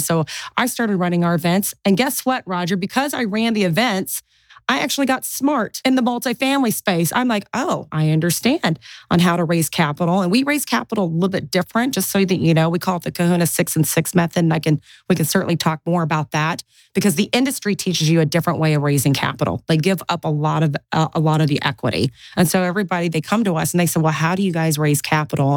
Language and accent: English; Tulsa, Oklahoma, United States; first language English; I was born and bred in Tulsa, Oklahoma.